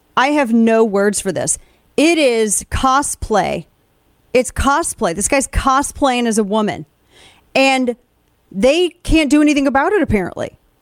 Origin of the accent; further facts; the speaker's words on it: Southern Missouri, United States; I am from Southern Missouri